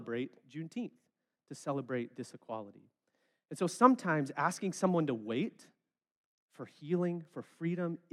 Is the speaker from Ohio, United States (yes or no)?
no; West Memphis, Arkansas, United States; I'm from West Memphis